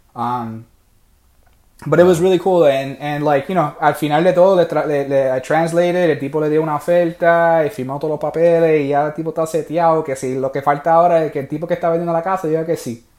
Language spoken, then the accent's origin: Spanish; Puerto Rico; moved away; yo soy puertorriqueño